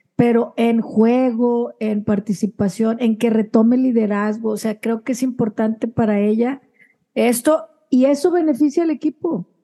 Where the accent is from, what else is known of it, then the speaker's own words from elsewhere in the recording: Mexico; nosotros como mexicanas